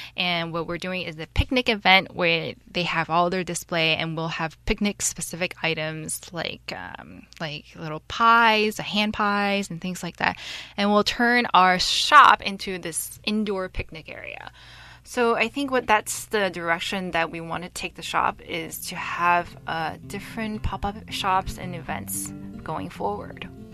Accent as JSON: {"language": "English", "area": "San Francisco Bay Area", "region": "California", "country": "United States", "tie": "born or raised there", "moved": "as an adult", "lives_now": "Taiwan", "said": "I grew up in the San Francisco Bay Area and had lived there for over twenty years."}